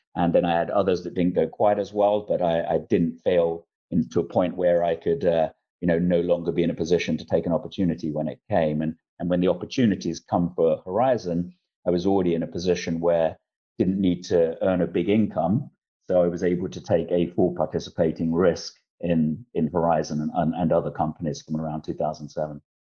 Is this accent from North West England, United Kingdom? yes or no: no; London, United Kingdom; moved away; also born or lived in Isle of Dogs, London / Essex; I was born in Eastender, son of a, a cleaner and, and, a builder who was an ex-con, grew up in Bow, East London, and then the Isle of Dogs